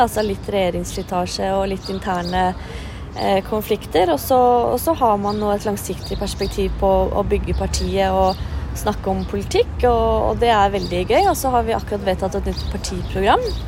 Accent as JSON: {"language": "Norwegian", "region": "Oslo", "country": "Norway", "tie": "born or raised there", "said": "født og oppvokst i Oslo"}